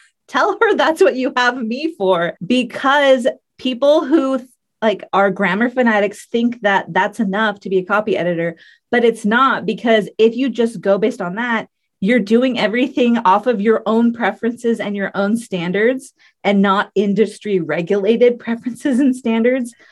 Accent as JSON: {"language": "English", "country": "United States", "said": "we're from the U.S."}